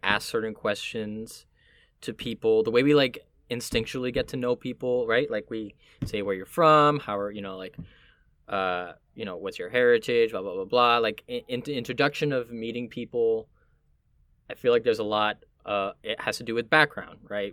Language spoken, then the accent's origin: English; Miami, Florida, United States; also born or lived in Puerto Rico (family); now in New York, United States; where I'm from would be Miami